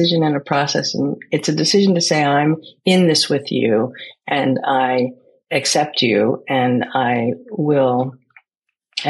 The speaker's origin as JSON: {"language": "English", "country": "United States", "tie": "born or raised there", "said": "I grew up in America, inside a Greek community in an American culture."}